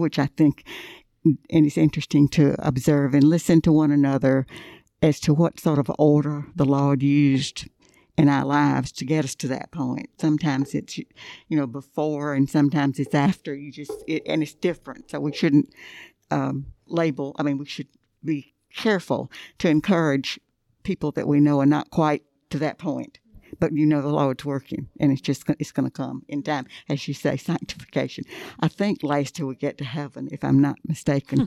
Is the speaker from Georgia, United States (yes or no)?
yes; Thomson, Georgia, United States; I grew up in Thompson, Georgia